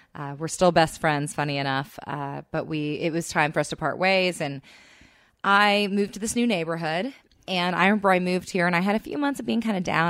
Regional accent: Texas, United States; now in Los Angeles, United States; I'm from Texas

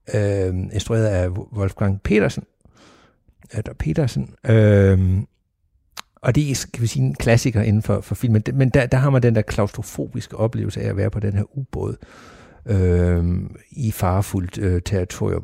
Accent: Sønderborg, Southern Denmark, Denmark; jeg er vokset op i Sønderborg, og Sønderborg Slot har altid været en del af, af mit liv hernede

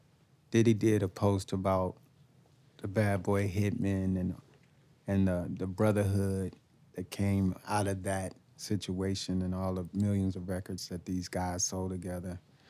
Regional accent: East St. Louis, Illinois, United States; born or raised there

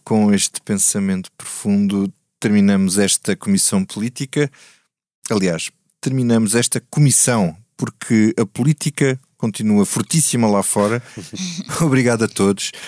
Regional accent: Grândola, Alentejo, Portugal; minha terra

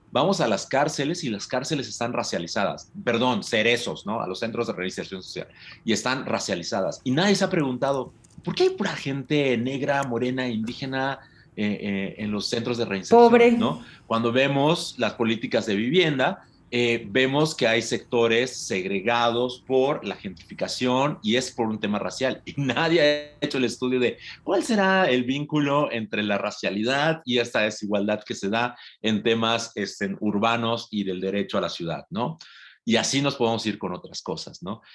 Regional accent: Yucatán, Mexico; yo te hablo como, como hombre costeño de Yucatán

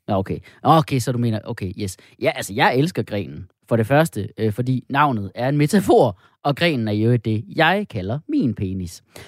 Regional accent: Jutland, Denmark; som du og jeg er fra Jylland

